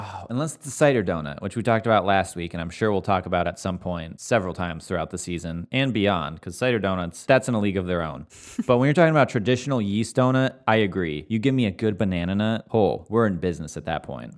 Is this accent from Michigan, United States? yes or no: yes; Michigan, United States; we're both from Michigan